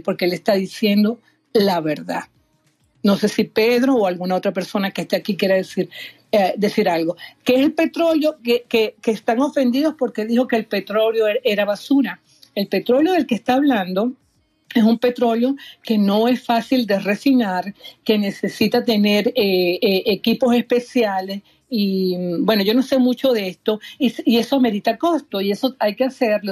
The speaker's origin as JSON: {"language": "Spanish", "country": "Venezuela", "moved": "yes", "said": "yo a lo mejor como venezolana"}